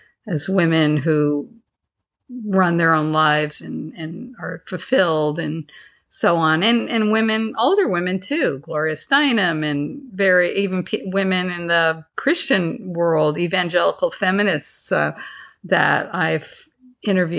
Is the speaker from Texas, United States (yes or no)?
no; Northport, New York, United States; my hometown of North Port, Long Island